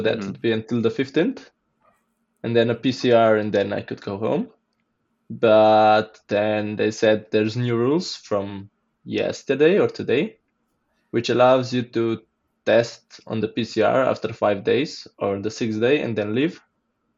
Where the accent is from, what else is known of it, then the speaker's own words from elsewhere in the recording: Blejska Dobrava, Upper Carniola, Slovenia; I'm from Slovenia and I'm from a region called Gorenska and a small village called Blejska Dobrava